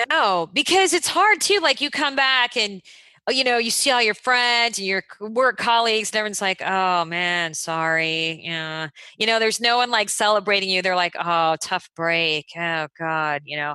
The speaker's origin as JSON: {"language": "English", "town": "Phoenix", "region": "Arizona", "country": "United States", "tie": "born or raised there", "also_born_or_lived": "Los Angeles", "moved": "as an adult", "said": "I grew up in Phoenix or something, it was like 150 degrees in the summer"}